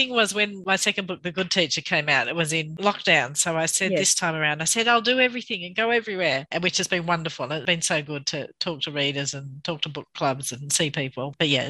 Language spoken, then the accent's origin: English; Bathurst, New South Wales, Australia; also born or lived in Canberra; now in Sydney, Australia; I think growing up in Bathurst, it is, even though it's not such a small town, but it is a real community. So my parents were doctors, and so everyone knew them